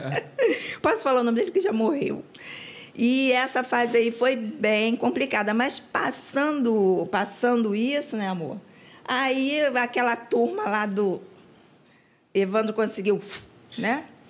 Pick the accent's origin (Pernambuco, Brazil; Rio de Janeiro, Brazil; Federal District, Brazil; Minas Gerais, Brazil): Rio de Janeiro, Brazil; nós crescemos em Coelho Neto, ficamos adultos